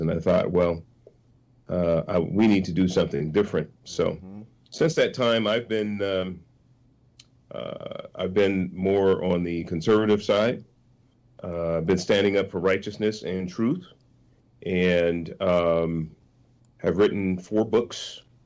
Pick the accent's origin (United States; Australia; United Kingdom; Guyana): United States; San Francisco, California; I was born in San Francisco. I was born in abject poverty, Hunters Point projects first seven years or so of my life, and um, and then moved to uh, lower middle class neighborhood